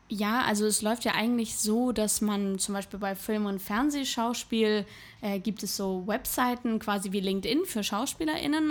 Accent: Hamburg, Germany; moved away as an adult; now in Berlin, Germany; nach Hamburg möchte ich nicht zurück, weil das einfach meine Heimat ist

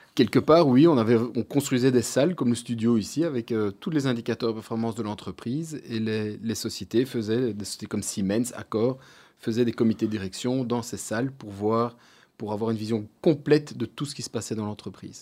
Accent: Brussels, Brussels-Capital Region, Belgium; also born or lived in Louvain-la-Neuve; je suis né à Bruxelles, euh, je suis de, de et j'ai été au collège Saint-Michel

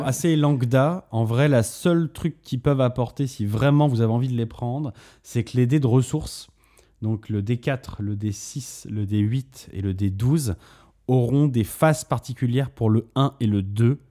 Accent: Bordeaux, Nouvelle-Aquitaine, France; à la base, on vient de Bordeaux avec Antoine

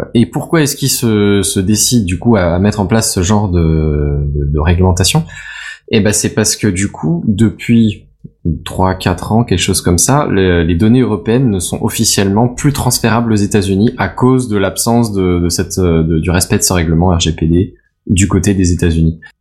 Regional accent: France; accent: French; mon accent euh, français

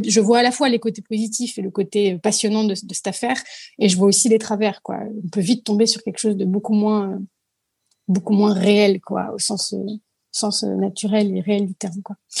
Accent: Paris, Île-de-France, France; je suis née à Paris, euh, je suis, je ne suis que de Paris, puisque mes parents sont immigrés

